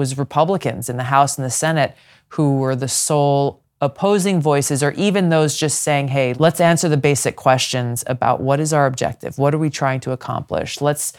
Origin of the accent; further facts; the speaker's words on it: Hawaii, United States; and especially so in my home state of Hawaii, very much a Big Ten inclusive party